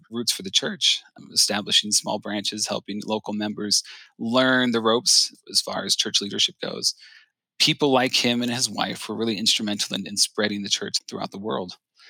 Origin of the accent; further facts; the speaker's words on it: Cincinnati, Ohio, United States; I grew up in Cincinnati. It's my home. The city gave me a home. It's where I met my wife. It gave me my family. I went to school at the University of Cincinnati.